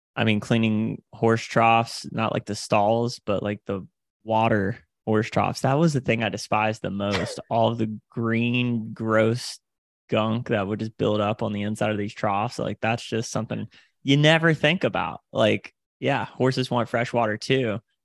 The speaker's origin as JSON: {"language": "English", "town": "Panama City", "region": "Florida", "country": "United States", "said": "originally from the Panhandle of Florida, so I'm from Panama City, Florida"}